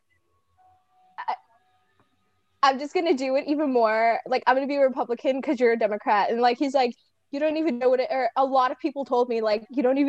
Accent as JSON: {"language": "English", "town": "Palm Springs", "region": "California", "country": "United States", "tie": "born or raised there", "also_born_or_lived": "Loma Linda / Los Angeles", "said": "I was born in like Loma Linda. I grew up in Palm Springs, actually"}